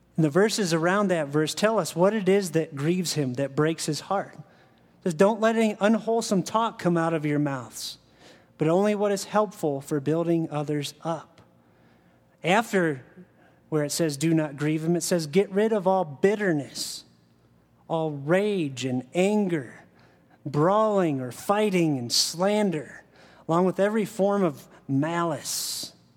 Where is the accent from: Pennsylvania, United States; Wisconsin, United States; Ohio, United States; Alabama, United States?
Ohio, United States; I grew up in Ohio